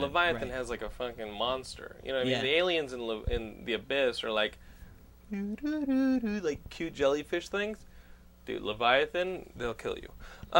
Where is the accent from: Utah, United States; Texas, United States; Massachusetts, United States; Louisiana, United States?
Texas, United States; also born or lived in Northeast United States; I grew up Texan. I went to the Northeast for, 6 years?